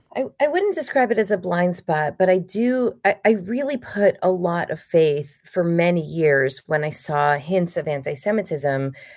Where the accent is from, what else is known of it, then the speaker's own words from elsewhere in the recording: United States; also born or lived in Los Angeles; an American Jew who frankly came from a position of relative privilege